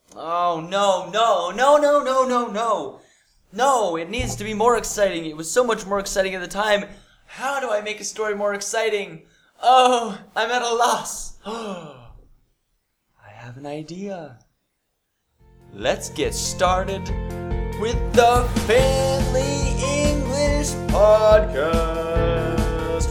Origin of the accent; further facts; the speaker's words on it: United States; I'm from America